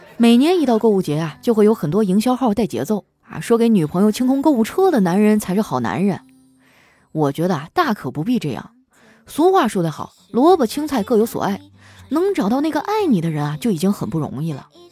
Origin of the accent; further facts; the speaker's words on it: Northeast China, China; 我们东北人都这样儿，就是莫名地乐观